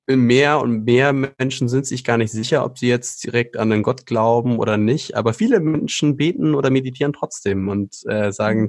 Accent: Schleswig-Holstein, Germany; moved away as an adult; now in Hesse, Germany; bin aber gebürtiger Norddeutscher, also dort oben, wo es richtig flach ist, kalt, windig, zügig, ähm, viel Regen. Dort bin ich aufgewachsen in Schleswig-Holstein

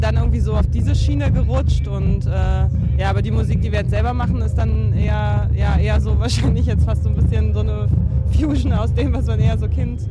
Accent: Neustrelitz, Mecklenburg-Vorpommern, Germany; kommen wir ja beide aus Neustrelitz

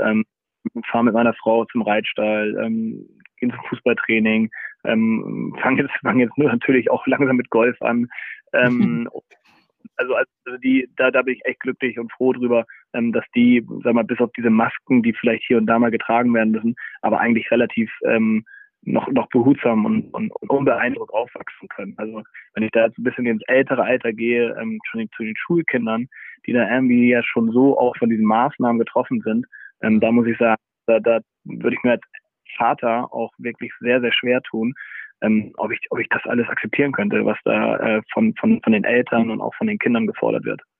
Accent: Hamburg, Germany; ich bin äh, Hamburger durch und durch.

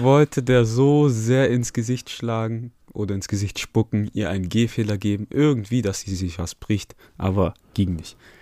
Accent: Germany; wir sind aus Deutschland

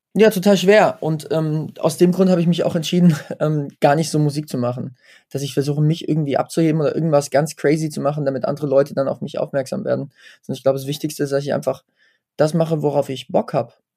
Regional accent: Wetzlar, Hesse, Germany; in meiner Heimatstadt Wetzlar

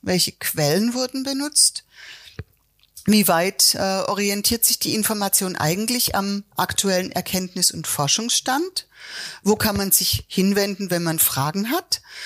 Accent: Swabia, Germany; Jetzt bin ich in Schwaben geboren

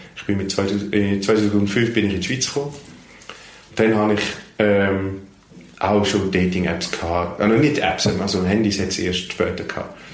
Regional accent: Netherlands; first language Dutch; German is a second language; now in Switzerland; in meiner Muttersprache Holländisch

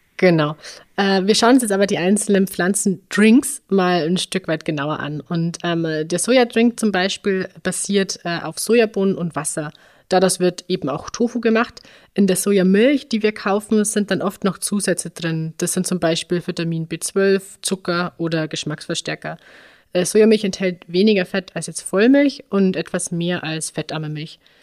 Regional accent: Upper Bavaria, Germany; in dem Ort, wo ich aufgewachsen bin, also im oberbayerischen im Dorfleben

